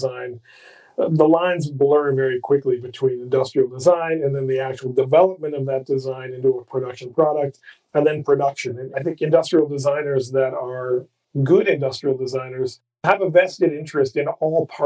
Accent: Midwest, United States; I grew up in the Midwest

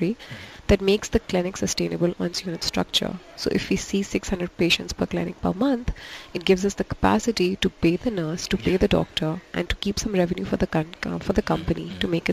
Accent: Pakistan; first language Urdu; English is a second language; back where I come from in Pakistan

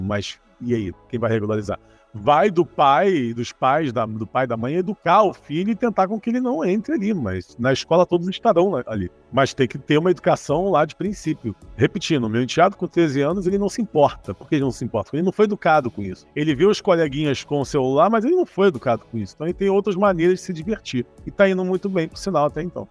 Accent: Brazil; moved away as an adult; also born or lived in Portugal; eu nasci no Brasil, vivi a maior parte da minha vida no Brasil

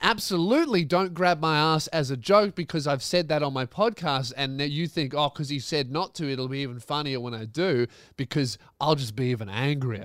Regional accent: Melbourne, Victoria, Australia; my tour is in Melbourne, my hometown

